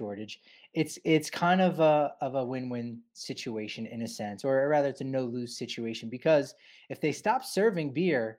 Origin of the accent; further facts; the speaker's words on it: New Jersey, United States; moved away; I'm from New Jersey originally